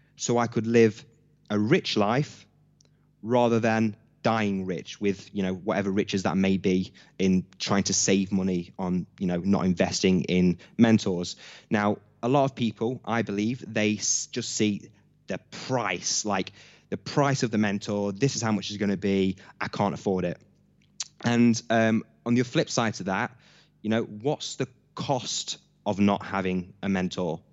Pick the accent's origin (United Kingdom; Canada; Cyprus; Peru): United Kingdom; Hucknall, East Midlands; I'm born and raised in Nottingham from a town, uh, called Hucknall